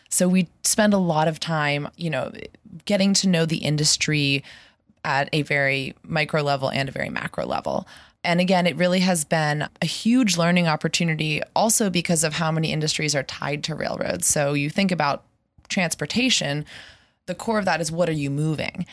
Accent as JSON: {"language": "English", "town": "Pittsburgh", "region": "Pennsylvania", "country": "United States", "tie": "born or raised there", "also_born_or_lived": "San Francisco", "moved": "as an adult", "said": "I grew up in Pittsburgh, and I moved back about a year ago"}